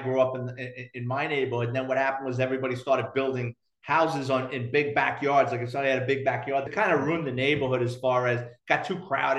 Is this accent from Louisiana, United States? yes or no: no; New York City, New York, United States; now in Florida, United States; I grew up in Throgs Neck, and I went to high school in Parkchester.